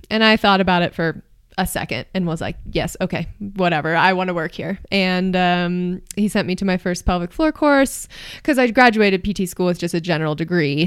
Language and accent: English; Marin County, California, United States; moved away as an adult; also born or lived in New York City, New York; now in Boulder, United States; I'm from Marin County, California